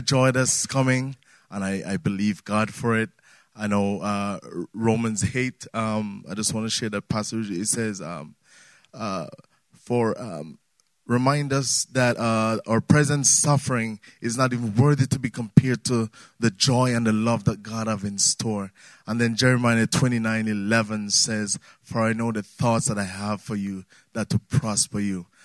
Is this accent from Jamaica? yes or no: yes; Jamaica; moved away; I'm from Jamaica